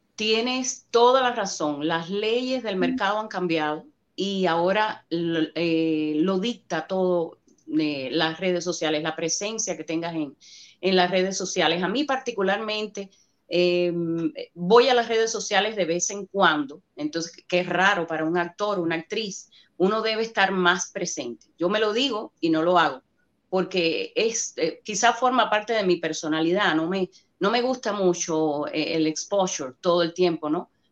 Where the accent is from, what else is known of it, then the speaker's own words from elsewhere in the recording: Cuba; accent: Cuban; now in United States; Los actores cubanos tenemos el, lo que le llaman el problema del acento